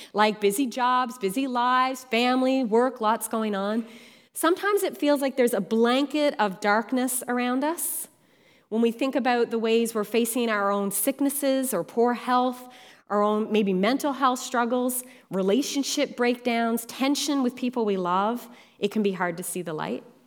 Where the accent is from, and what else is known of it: Newfoundland and Labrador, Canada; born or raised there; now in Ontario, Canada